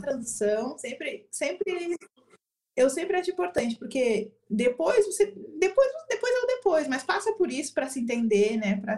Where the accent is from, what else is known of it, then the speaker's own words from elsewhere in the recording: Rio Grande do Sul, Brazil; sou gaúcha